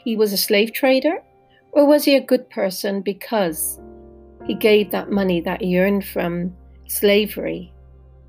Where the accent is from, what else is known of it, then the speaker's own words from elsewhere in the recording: Bristol, South West England, United Kingdom; I come from Bristol in the UK